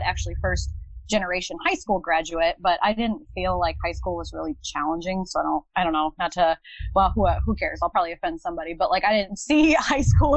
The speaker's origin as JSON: {"language": "English", "region": "Northwest Iowa", "country": "United States", "tie": "born or raised there", "also_born_or_lived": "Minneapolis, Minnesota / Farmington, Minnesota", "said": "I was actually born in Minneapolis. I grew up in a small town outside of Minneapolis called Farmington. I lived there until I was about 8 years old, and then I moved to Northwest Iowa. So I've been in the Midwest ever since"}